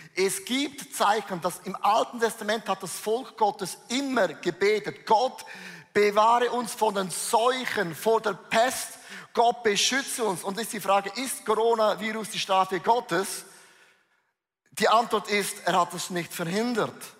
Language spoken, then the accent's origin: German; Switzerland; ich bin ein Schweizer